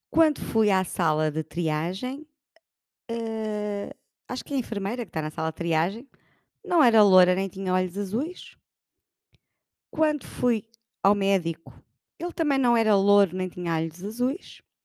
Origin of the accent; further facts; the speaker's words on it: Portugal; somos muito portugueses